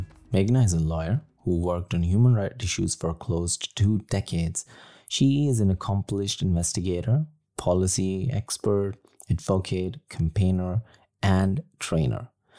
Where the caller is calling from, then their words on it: New Cross, London, United Kingdom; So I'm speaking from New Cross. It's pretty close to the University of Greenwich.